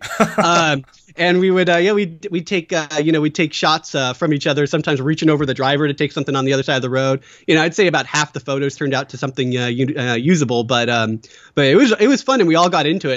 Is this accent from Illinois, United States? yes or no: no; Battle Ground, Washington, United States; also born or lived in Portland, Oregon; a little town called Battleground, Washington